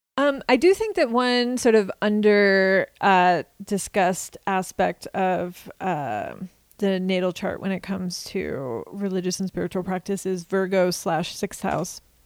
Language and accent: English; Kansas, United States; the traditions that I was surrounded by growing up in Kansas